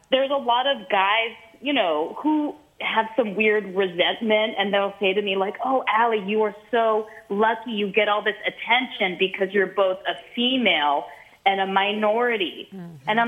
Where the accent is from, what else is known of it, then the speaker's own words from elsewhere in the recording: San Francisco, California, United States; when I warmed up for my special in my hometown, San Francisco, I did four shows at this comedy club that was a 400 seater